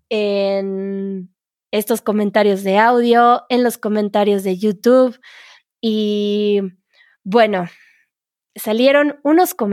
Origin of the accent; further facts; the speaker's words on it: Egypt; first language Arabic; Spanish is a second language; soy egipcia, tengo 21 años, mi lengua materna es el árabe y estudio eh, español en eh, mi universidad.